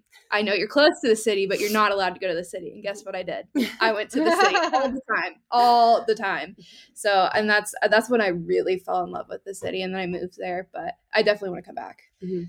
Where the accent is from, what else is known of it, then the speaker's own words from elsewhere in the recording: Central Illinois, United States; So I'm from Central Illinois